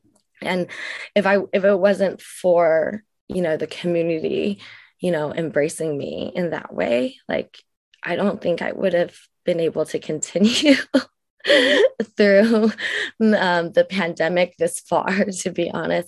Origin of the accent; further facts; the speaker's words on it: United States; the beauty that is Vietnamese and the beauty that is being Vietnamese American and owning that part of who I am unapologetically